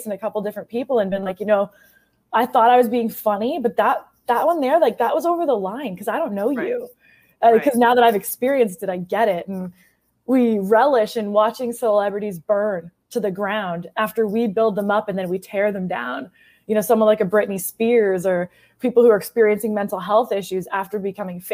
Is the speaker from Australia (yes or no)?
no; Canada; now in United States